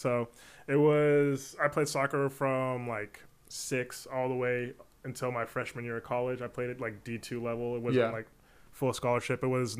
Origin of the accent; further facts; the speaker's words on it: San Antonio, Texas, United States; I'm from San Antonio. Yeah. And so being from San Antonio, I have a lot of Hispanic teammates, so I know some of the lingo.